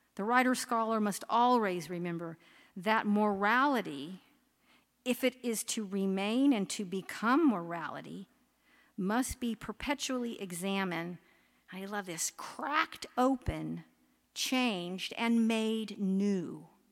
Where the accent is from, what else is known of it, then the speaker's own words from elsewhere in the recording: Oklahoma, United States; moved away; I grew up in Oklahoma